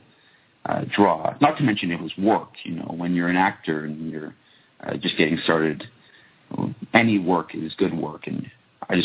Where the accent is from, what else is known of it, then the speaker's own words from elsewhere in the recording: Toronto, Ontario, Canada; also born or lived in Japan; I'm from Toronto